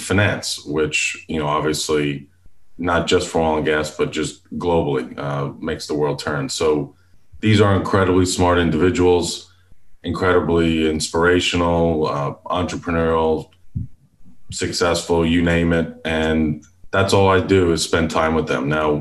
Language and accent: English; Long Island, New York, United States; now in Houston, United States; I live in Houston, Texas. I was born and raised in Long Island, New York